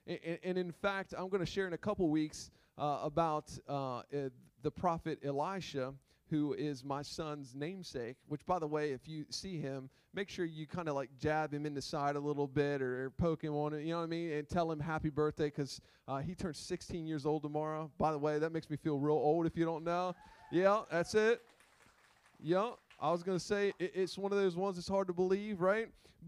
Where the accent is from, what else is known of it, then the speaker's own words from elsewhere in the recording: Gumborough, Delaware, United States; also born or lived in Millsboro; Growing up in Gumborough, right? Come on. Come on, I'm from Gumborough. I'm from Millsboro.